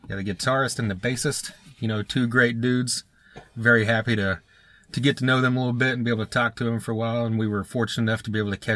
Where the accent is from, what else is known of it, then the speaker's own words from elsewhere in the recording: Oklahoma, United States; Oklahoma here, but they're from Nebraska